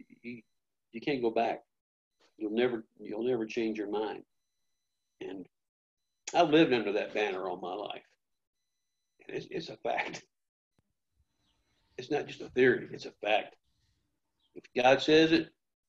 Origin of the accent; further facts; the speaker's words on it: Memphis, Tennessee, United States; I was born in the same hospital that Elvis Presley died in, and that's in Memphis, Tennessee